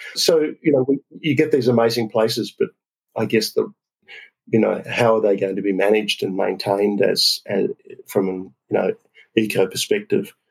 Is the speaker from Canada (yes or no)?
no; Australia; I'm an Aussie